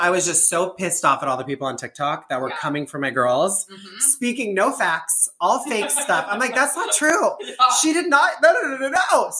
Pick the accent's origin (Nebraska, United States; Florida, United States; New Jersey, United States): Nebraska, United States; I'm from Nebraska. Gay